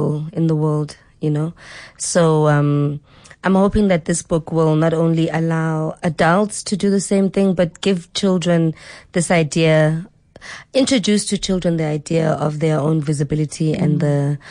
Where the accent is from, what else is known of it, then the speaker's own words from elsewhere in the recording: Mqanduli, Eastern Cape, South Africa; I'm originally from the Eastern Cape. I'm from Mganduli, which is along the Wild Coast